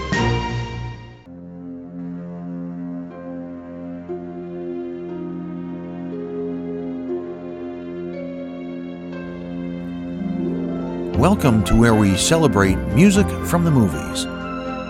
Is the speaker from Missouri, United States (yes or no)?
no; Louisiana, United States; my home state of Louisiana